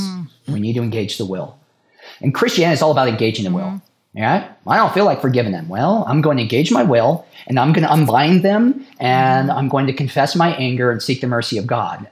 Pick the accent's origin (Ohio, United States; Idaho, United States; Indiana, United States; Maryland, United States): Idaho, United States; born and raised in Idaho